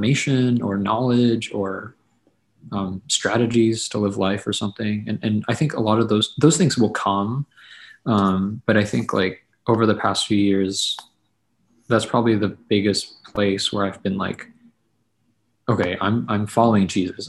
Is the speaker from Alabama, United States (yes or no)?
no; Quincy, Massachusetts, United States; moved away as an adult; now in St. Louis, United States; I was born in Quincy, Massachusetts. So it was like near Boston, and lived in the Boston area my whole life leading up to college